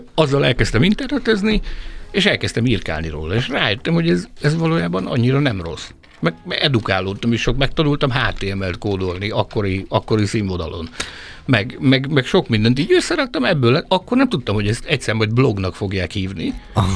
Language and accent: Hungarian; Hungary; egyedüli hmm. magyarként